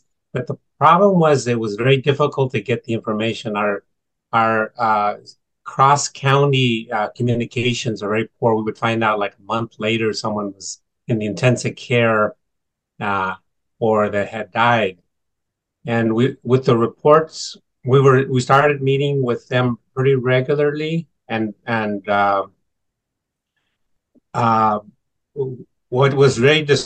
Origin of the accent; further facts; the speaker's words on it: Sacramento, California, United States; now in Central Valley, United States; I was born in Sacramento, but I'm about 2 hours away in the Central Valley.